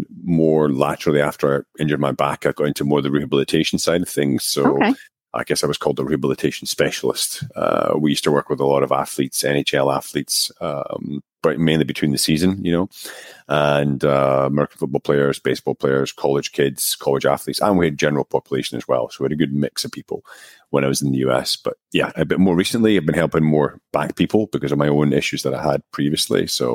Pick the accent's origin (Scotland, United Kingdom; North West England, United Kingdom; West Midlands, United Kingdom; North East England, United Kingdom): Scotland, United Kingdom; also born or lived in United States; now in Czech Republic; I'm actually originally from Scotland, although my accent is long gone because I've lived abroad for almost 20 years now. I lived for 6 years in the US. So I was in Northern New York, Connecticut for between 2002, 2008. And I've been in the Czech Republic